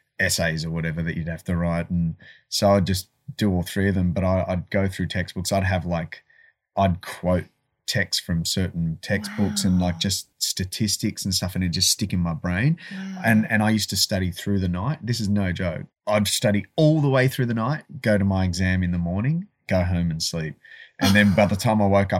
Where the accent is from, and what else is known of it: Adelaide, South Australia, Australia; born or raised there; also born or lived in Malaysia